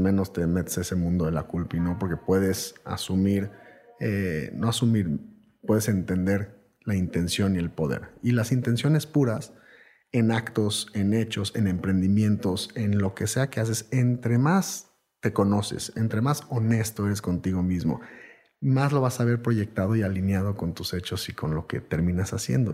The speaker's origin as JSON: {"language": "Spanish", "country": "Mexico"}